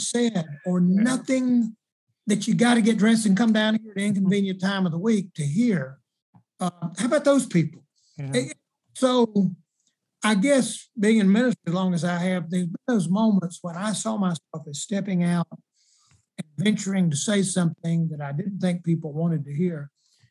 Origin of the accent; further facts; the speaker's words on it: South Carolina, United States; I'm from South Carolina and I was there in the 70s